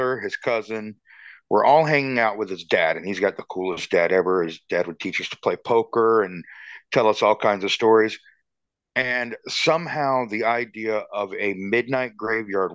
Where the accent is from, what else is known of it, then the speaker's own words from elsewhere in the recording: Georgetown, South Carolina, United States; I grew up in Georgetown, South Carolina